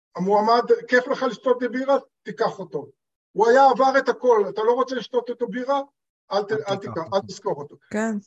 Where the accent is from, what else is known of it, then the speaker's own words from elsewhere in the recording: Israel; כי אני בא מקיבוץ, במקורי אני בן קיבוץ